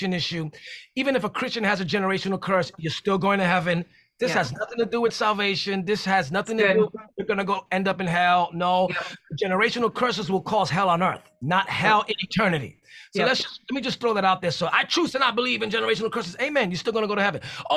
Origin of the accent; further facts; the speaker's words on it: New York City, New York, United States; I'm from New York City